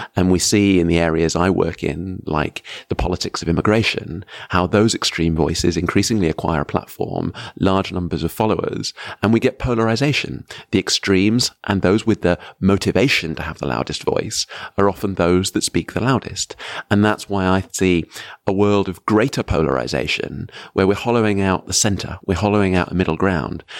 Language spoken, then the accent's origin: English; United Kingdom; as a British citizen